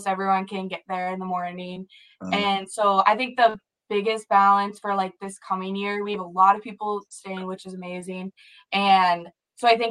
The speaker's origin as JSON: {"language": "English", "town": "Sioux Falls", "region": "South Dakota", "country": "United States", "tie": "born or raised there", "moved": "as an adult", "lives_now": "Moorhead, United States", "said": "I'm from Sioux Falls"}